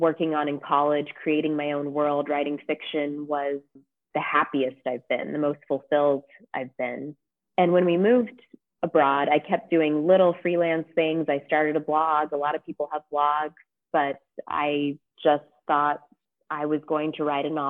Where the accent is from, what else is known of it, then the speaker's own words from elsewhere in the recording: California, United States; moved away as an adult; now in Geneva, Switzerland; I'm a Californian like you, Lauren, but I live in Geneva, Switzerland